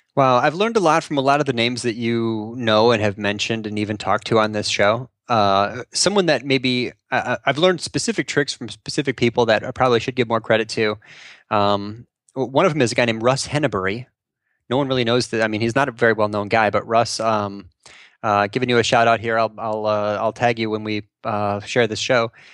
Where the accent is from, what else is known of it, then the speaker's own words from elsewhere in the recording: North Shore, Illinois, United States; I grew up on the North Shore.